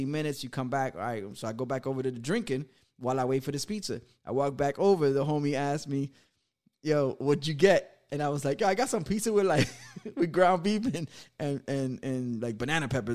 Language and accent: English; New York City, New York, United States; my parents are from the Dominican Republic. I was born in New York